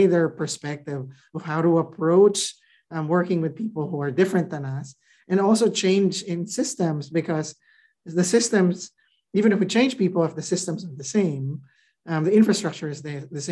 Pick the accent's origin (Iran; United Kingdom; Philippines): Philippines; moved away as an adult; now in United States; I grew up in the Philippines. You know, I came here in my mid-20s to go to grad school.